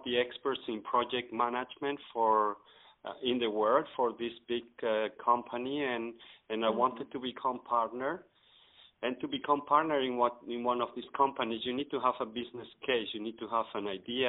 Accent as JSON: {"language": "English", "town": "Madrid", "region": "Community of Madrid", "country": "Spain", "also_born_or_lived": "Mexico / Italy / Netherlands / United States", "moved": "yes", "lives_now": "Brussels, Belgium", "said": "I'm Spanish from Madrid."}